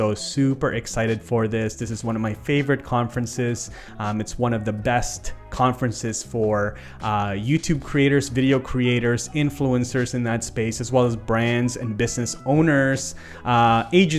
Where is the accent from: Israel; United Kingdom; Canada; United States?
Canada; as a Canadian